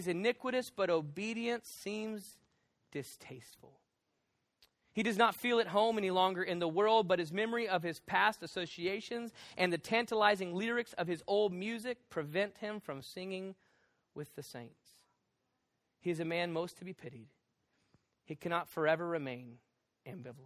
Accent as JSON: {"language": "English", "region": "the South", "country": "United States", "said": "I'm from the South"}